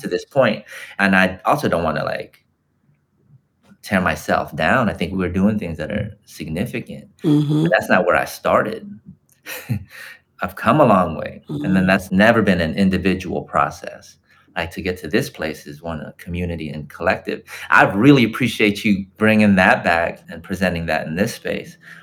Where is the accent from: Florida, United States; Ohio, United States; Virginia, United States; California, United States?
California, United States; Los Angeles; I was born and raised in Los Angeles, in Tongva land, but my folks and my ancestors come from the so called Philippines